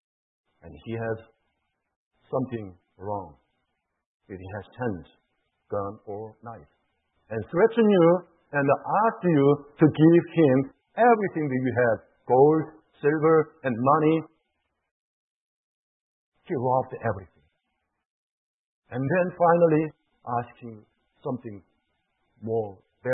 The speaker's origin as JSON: {"language": "English", "country": "South Korea", "moved": "yes"}